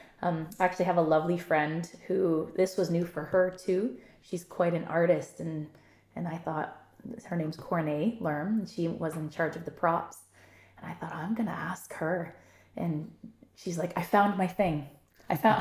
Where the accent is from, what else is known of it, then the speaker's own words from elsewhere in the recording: Niagara Falls, Ontario, Canada; moved away; We've both said we're from Niagara Falls. I love Niagara Falls. I still go back to visit frequently. My family still lives there.